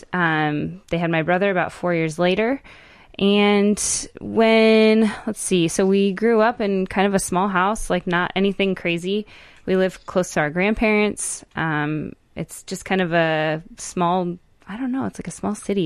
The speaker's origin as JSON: {"language": "English", "town": "Tacoma", "region": "Washington", "country": "United States", "tie": "born or raised there", "said": "I was born in Tacoma, Washington"}